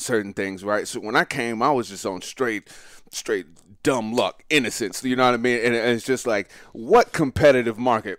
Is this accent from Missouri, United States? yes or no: no; Montgomery, Alabama, United States; I'm from Montgomery, Alabama